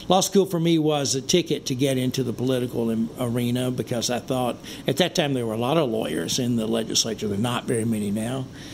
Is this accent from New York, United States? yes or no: no; Leachville, Arkansas, United States; Growing up in Leechville was a blessing for me. It's a town of about 1,500 when I was there, and it's still about 1,500.